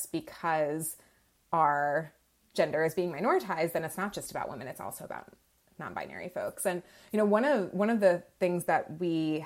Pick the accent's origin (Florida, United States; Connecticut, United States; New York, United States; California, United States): Florida, United States; moved away as an adult; also born or lived in Virginia; I grew up in Florida